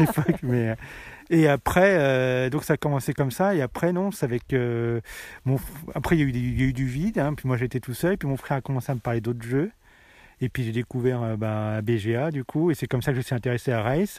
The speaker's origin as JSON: {"language": "French", "town": "Tarare", "region": "Auvergne-Rhône-Alpes", "country": "France", "said": "je viens de Tarare"}